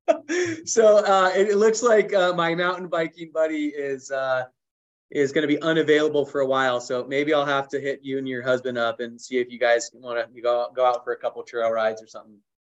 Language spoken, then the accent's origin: English; Southern California, United States; I grew up on the beach in Southern California